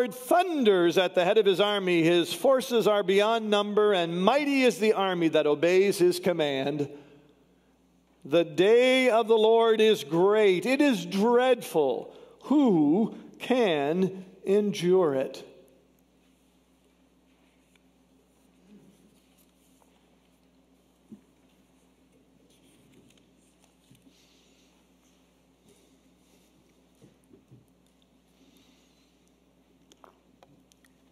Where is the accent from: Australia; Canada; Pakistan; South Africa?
Canada; I'm from Canada